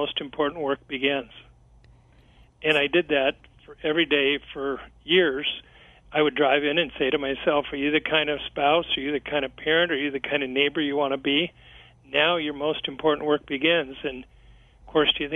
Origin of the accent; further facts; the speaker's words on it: Kansas City, Missouri, United States; here in my hometown of Kansas City